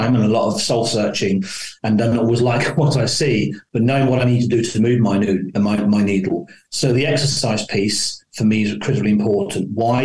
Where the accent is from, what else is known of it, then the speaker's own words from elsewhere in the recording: London, United Kingdom; I was born in London, lived on a council estate. My accent isn't as maybe as dulcet as I like it to be.